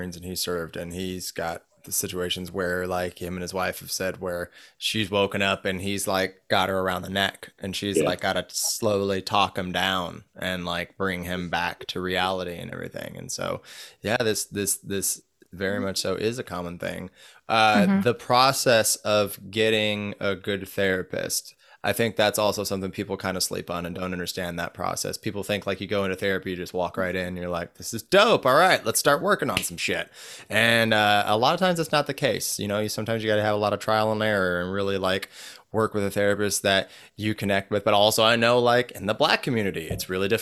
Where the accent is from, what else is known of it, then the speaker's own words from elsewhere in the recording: Northern California, United States; growing up in Northern California